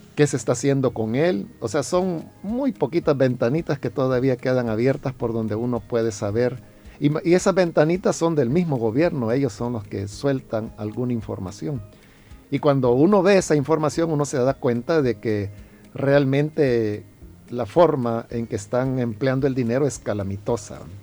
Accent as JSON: {"language": "Spanish", "country": "El Salvador", "said": "somos los salvadoreños"}